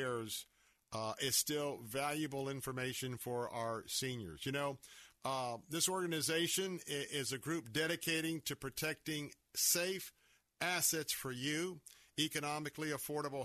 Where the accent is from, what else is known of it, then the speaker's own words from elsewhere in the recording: Florida, United States; I was born and raised here in Florida